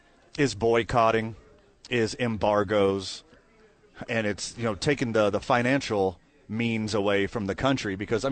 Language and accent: English; United States; I know I am an American saying this